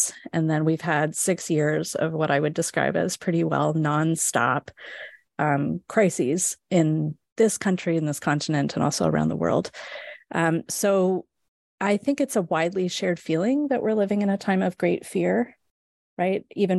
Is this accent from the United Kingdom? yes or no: no; West Coast, Canada; So I grew up in Canada, on the west coast of Canada.